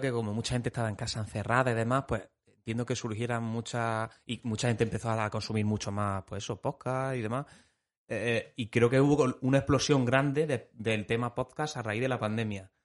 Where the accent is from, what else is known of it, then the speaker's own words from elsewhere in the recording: Pozoblanco, Andalusia, Spain; los que somos de Pozo Blanco